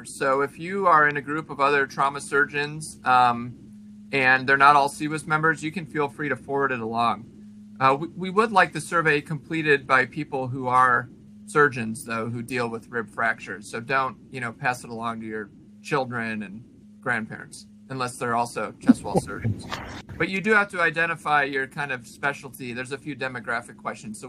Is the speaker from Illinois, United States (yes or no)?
yes; Illinois, United States; where I grew up in Illinois